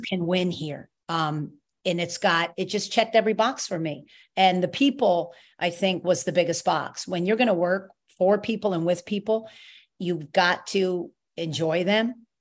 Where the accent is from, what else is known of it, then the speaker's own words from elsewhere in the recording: New York, United States; now in Rhode Island, United States; I'm a New Yorker.